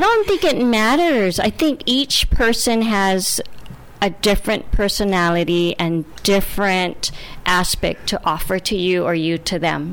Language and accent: English; Hawaii, United States; I'm from Hawaii